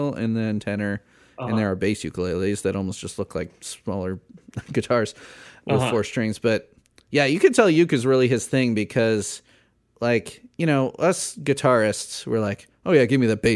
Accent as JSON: {"language": "English", "region": "Midwest", "country": "United States", "tie": "born or raised there", "said": "I grew up in the Midwest."}